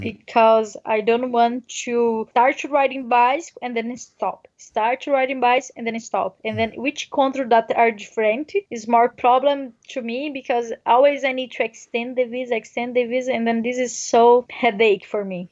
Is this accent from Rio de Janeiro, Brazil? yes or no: no; near Brasília, Federal District, Brazil; English is a second language; moved away as an adult; I'm from Brazil. I'm from near a capital of Brazil, Brasilia.